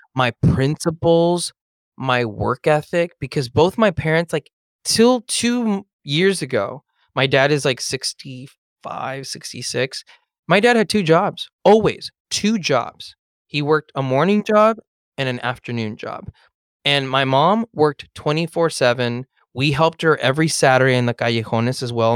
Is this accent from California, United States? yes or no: yes; Los Angeles, California, United States; I grew up in Eagle Rock